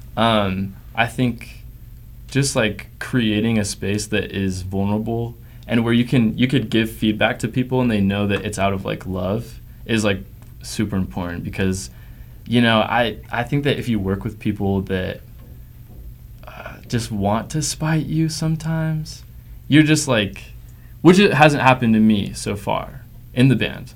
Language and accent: English; Provo, Utah, United States; I grew up in Provo, Utah, the Dirty P